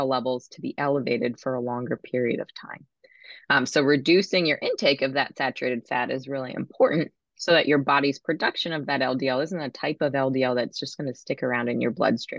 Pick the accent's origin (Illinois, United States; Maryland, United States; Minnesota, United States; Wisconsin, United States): Maryland, United States; I'm from Maryland